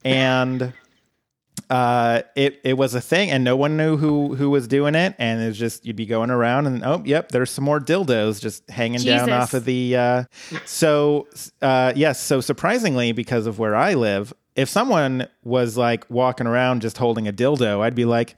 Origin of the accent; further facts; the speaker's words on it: the South, United States; now in Portland, United States; well, I'm from the South.